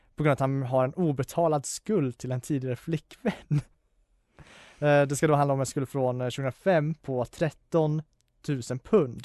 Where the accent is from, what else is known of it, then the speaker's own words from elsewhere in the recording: Falun, Dalarna County, Sweden; min hemort, eh, eller min föreställningsort, Falun